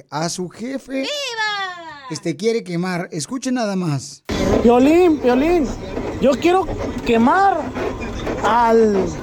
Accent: Bolivia; now in Bloomington, United States; Sálvale, campeón, porque aquí venimos de Bolivia, Estados Unidos, aquí a Bloomington.

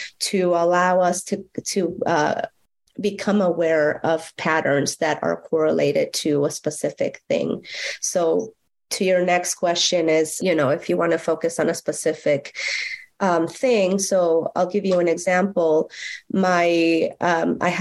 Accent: Mexico; moved away; growing up in Mexico, in a very rural, it was a ranch.

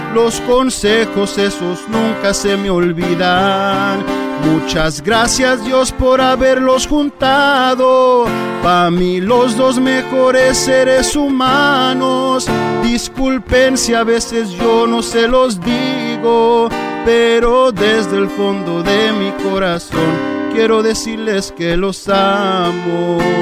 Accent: Orange County, California, United States; yo soy nacido aquí en Orange County

